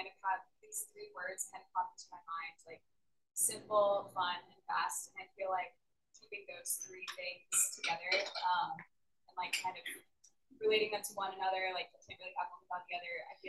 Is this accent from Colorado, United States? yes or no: yes; Colorado, United States; I just like Colorado. I'm from Colorado originally, so any chance I get to go back